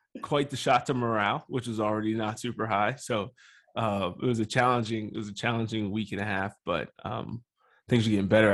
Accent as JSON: {"language": "English", "town": "Harrisburg", "region": "Pennsylvania", "country": "United States", "tie": "born or raised there", "said": "So I was born and raised in Harrisburg, Pennsylvania"}